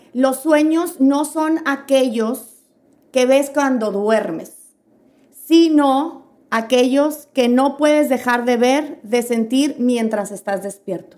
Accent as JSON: {"language": "Spanish", "town": "Piedras Negras", "region": "Coahuila", "country": "Mexico", "said": "somos de Piedras Negras, aquí en Piedras Negras"}